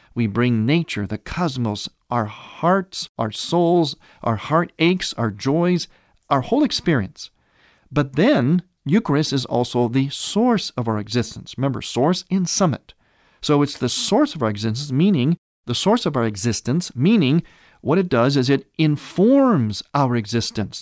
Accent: Cleveland, Ohio, United States; now in Chicago, United States; my hometown area of Cleveland, Ohio, though I now have been a resident of Chicago area for a number of years now

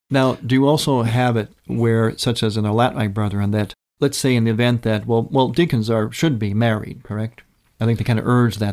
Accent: Cleveland, Ohio, United States; moved away; the Cleveland area, my hometown, my motherland

